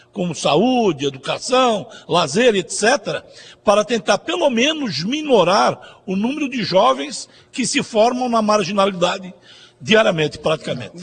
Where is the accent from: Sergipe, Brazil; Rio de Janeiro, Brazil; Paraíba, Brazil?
Paraíba, Brazil; nós que somos da Paraíba